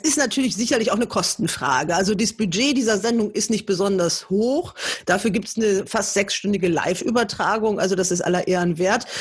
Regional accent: Germany; als Deutscher

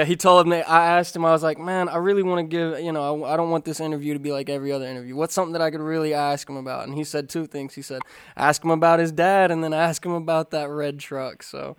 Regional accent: Kentucky, United States; also born or lived in Florida; now in Los Angeles, United States; I'm from Kentucky, and then I moved out here from Florida

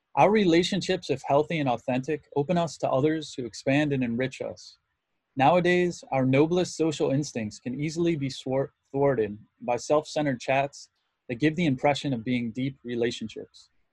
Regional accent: Muskegon, Michigan, United States; born or raised there

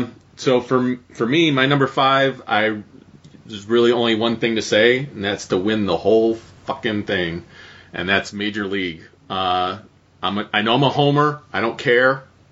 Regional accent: Cleveland, Ohio, United States; I grew up in Cleveland, loved the Indians, always have loved the Indians.

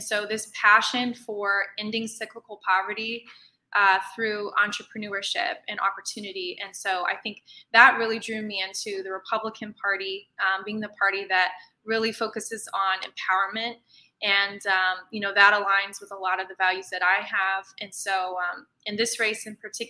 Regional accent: Indiana, United States; moved away as an adult; also born or lived in Egypt; now in New York City, United States; I actually am originally from Indiana. I grew up in Indiana.

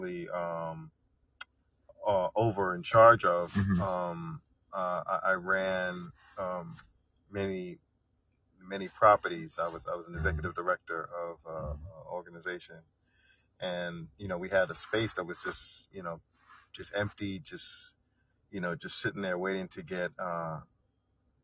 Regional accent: New York City, New York, United States; I'm definitely Brooklyn born, Brooklyn raised, here all my life

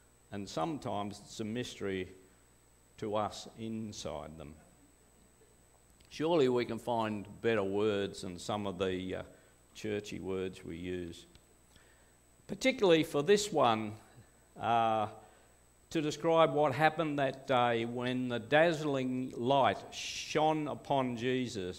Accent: Glenbrook, New South Wales, Australia; also born or lived in Perth; we came to Glenbrook. My father was in the RAF, and he came to the Lapston base in the early 1950s. I'm the last one still in the area. I'm one of six. First three born in Perth, including me.

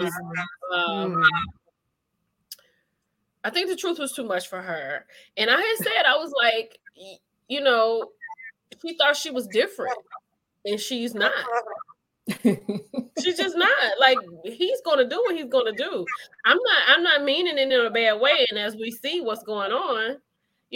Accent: Grenada, Mississippi, United States; now in Texas, United States; we're from Grenada, Mississippi. We went to church. We were the same church.

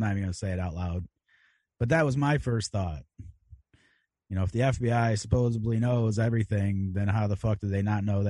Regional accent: Chicago, Illinois, United States; and I am a Chicagoan.

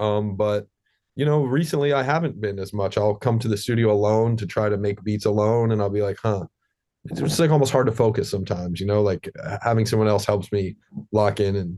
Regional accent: New York City, New York, United States; Like, you know, like we're both born and raised in New York City. So we came up in the scene

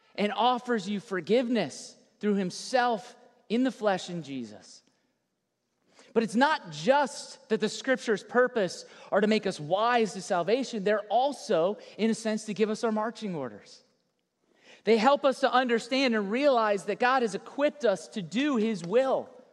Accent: South Florida, United States; Born and raised in South Florida

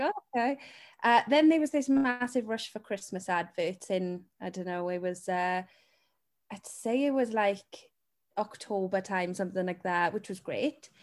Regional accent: Wales, United Kingdom; the Welsh one with the sheep

